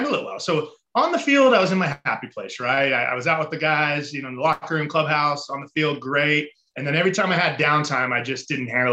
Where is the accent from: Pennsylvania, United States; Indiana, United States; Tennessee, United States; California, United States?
California, United States; Mission Viejo; I grew up in Southern California, a little town called Mission Viejo